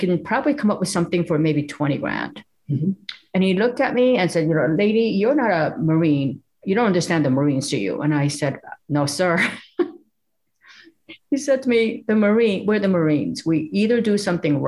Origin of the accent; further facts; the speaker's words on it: South Korea; now in United States; the little village that we grew up in South Korea.